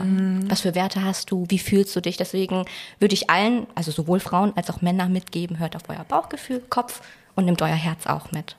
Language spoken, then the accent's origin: German; Baden-Württemberg, Germany; moved away; also born or lived in Frankfurt; ich komme zwar aus Baden-Württemberg, aber ich sehe das jetzt nicht als meine Heimat